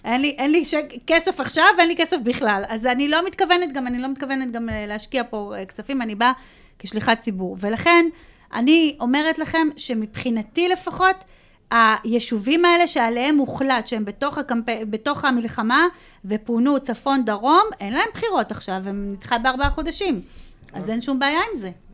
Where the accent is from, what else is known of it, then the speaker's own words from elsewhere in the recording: Ashkelon, Southern District, Israel; אני, לפחות כאשקלונית